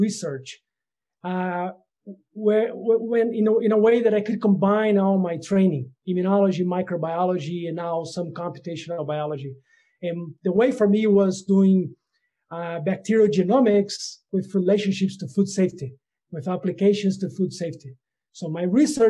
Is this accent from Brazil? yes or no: yes; Brazil; moved away as an adult; also born or lived in Netherlands; I am originally from Brazil, and I got a DVM from the Federal University of Lavras